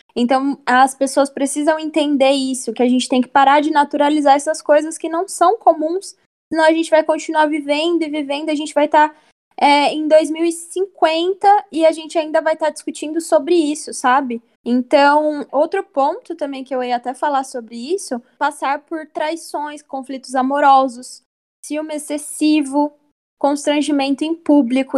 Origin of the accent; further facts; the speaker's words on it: Brazil; a gente foi criado em um, num Brasil racista